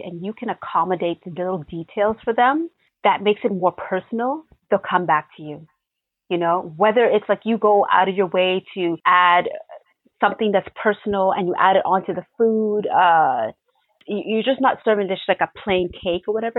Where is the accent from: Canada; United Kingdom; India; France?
Canada; Toronto, Ontario; I grew up in Regent Park